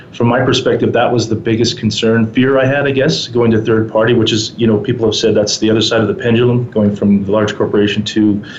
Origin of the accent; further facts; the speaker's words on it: Edmonton, Alberta, Canada; moved away as an adult; now in Calgary, Canada; originally from Edmonton, Alberta